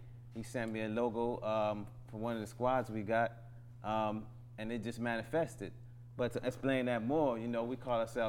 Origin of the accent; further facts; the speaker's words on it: New Orleans, Louisiana, United States; now in Atlanta, United States; I'm from New Orleans. You know, I came up here to Atlanta, you know, in 05, and just been, you know, putting my roots in the ground.